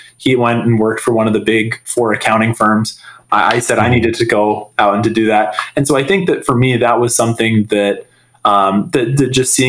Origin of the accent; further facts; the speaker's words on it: Salt Lake City, Utah, United States; So I grew up in Salt Lake City, from the age of 12 on. Previous to that, my family had moved around a lot, growing up, but Salt Lake City was always home.